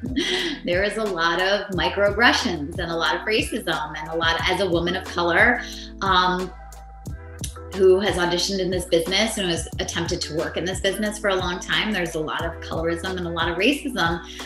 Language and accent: English; Nashville, Tennessee, United States; also born or lived in Montreal, Canada / Raleigh, North Carolina; I grew up in Nashville mainly, like the place that I was the most was in Nashville, Tennessee, and before that it was Raleigh, North Carolina